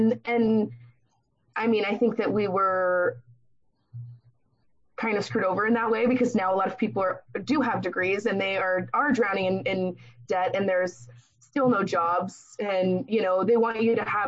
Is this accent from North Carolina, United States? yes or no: no; San Diego, California, United States; growing up in San Diego